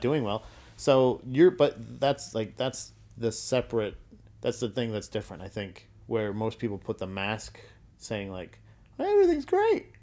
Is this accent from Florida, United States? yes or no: yes; Florida, United States; growing up in Florida